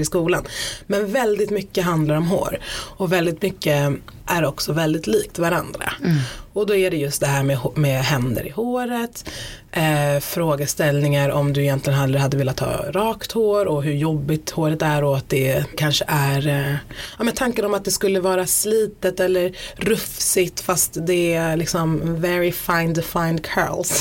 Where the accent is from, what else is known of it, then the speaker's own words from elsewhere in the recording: Stockholm, Stockholm County, Sweden; jag brukar identifiera mig som stockholmare